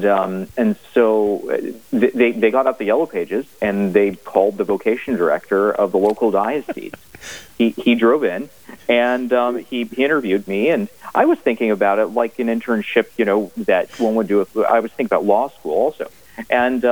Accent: California, United States; moved away as an adult; now in Rome, Italy; And I grew up in California.

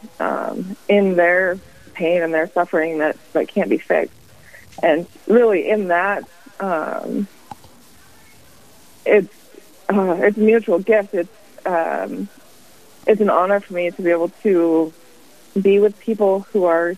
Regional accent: Spearfish, South Dakota, United States; also born or lived in Rapid City, South Dakota; I am a South Dakota native. My husband and I grew up in Spearfish.

